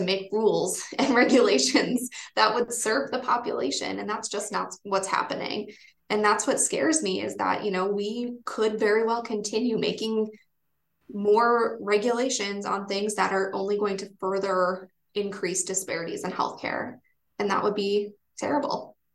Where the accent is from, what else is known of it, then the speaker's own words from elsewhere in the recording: Wisconsin, United States; now in Vermont, United States; I come from Wisconsin and all of my family is there